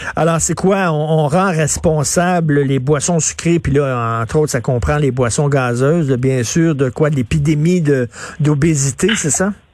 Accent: Montreal, Quebec, Canada; J'ai grandi à, Verdun, près de Pointe-Saint-Charles

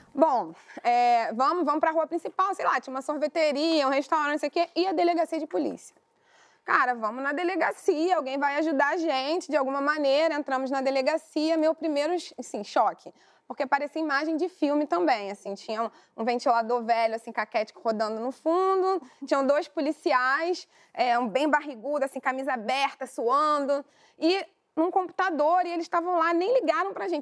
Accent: Brazil; só somos nós, brasileiros

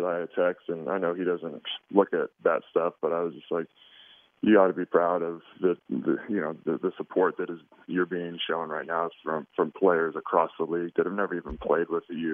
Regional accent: Oregon, United States; I was born and raised in Oregon, but grew up on kind of the other side of the mountain range

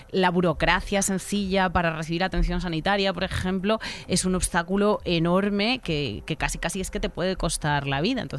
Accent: Spain; Así que yo soy español con asterisco, porque en la sociedad española todavía no hay conciencia de ser español y no ser blanco. No me preguntan de dónde soy, me preguntan que si soy español porque soy negro.

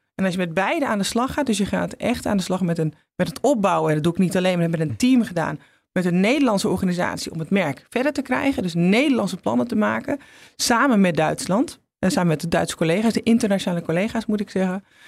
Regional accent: Netherlands; als Nederlanders

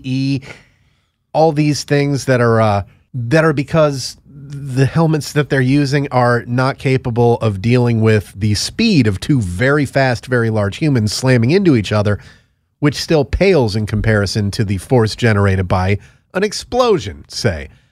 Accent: Connecticut, United States; moved away; My home state of Connecticut

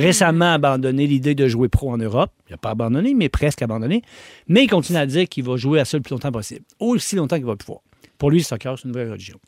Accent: Quebec City, Quebec, Canada; je suis né à Québec en 1978

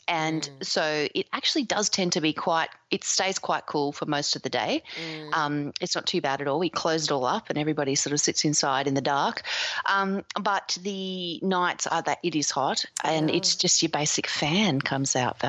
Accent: Australia; I'm an Aussie.

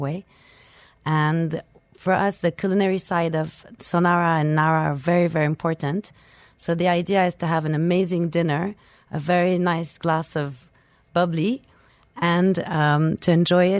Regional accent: Switzerland; moved away as an adult; also born or lived in France; now in Dubai, United Arab Emirates; I'm originally French and I grew up in Switzerland.

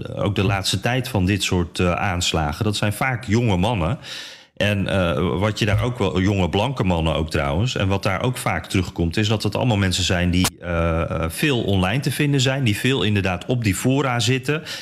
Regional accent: Netherlands; als Nederlander

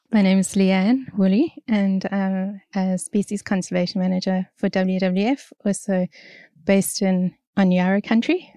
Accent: South Africa; moved away as an adult; now in Australia; I'm from South Africa originally and, um, I came over to Australia probably eight years ago now

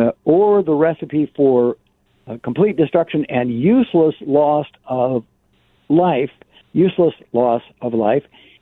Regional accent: Phoenix, Arizona, United States; you and I grew up in Phoenix

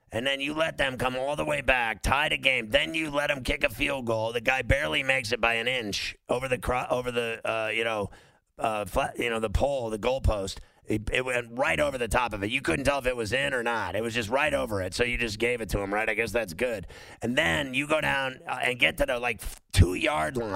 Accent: Pittsburgh, Pennsylvania, United States; I'm from Pittsburgh

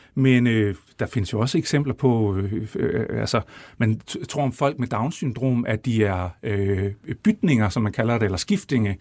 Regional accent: Brejning, Southern Denmark, Denmark; jeg er opvokset ude i Brejning, som vi kommer til at tale en masse om, imellem Vejle og Fredericia

